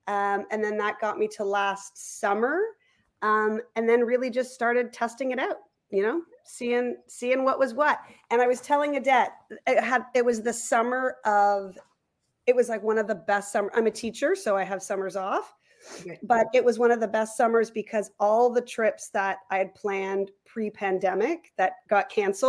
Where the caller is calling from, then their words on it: Toronto, Ontario, Canada; I'm coming from Leaside in Toronto.